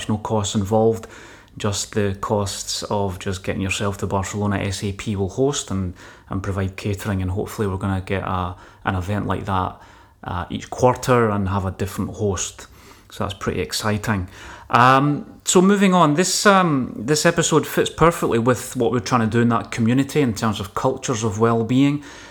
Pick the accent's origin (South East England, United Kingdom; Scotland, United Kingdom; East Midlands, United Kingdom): Scotland, United Kingdom; as a Scottish engineer